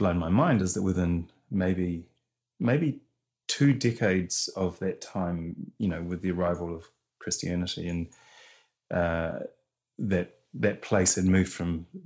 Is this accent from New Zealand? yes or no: yes; Rotorua, Bay of Plenty, New Zealand; I come from Rotorua, so I'm Te Arawa